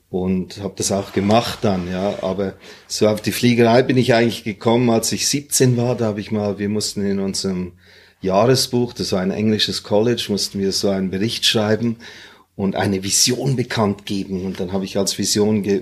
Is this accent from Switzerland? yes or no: no; Hong Kong; born there; meine Mutter war aus Singapur, mein Vater war Zürcher, war Schweizer. Und äh, geboren bin ich in Hongkong.